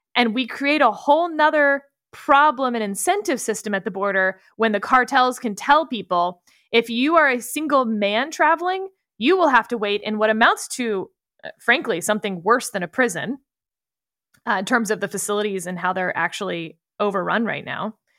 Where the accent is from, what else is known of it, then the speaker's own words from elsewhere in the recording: Texas, United States; I'm a Texan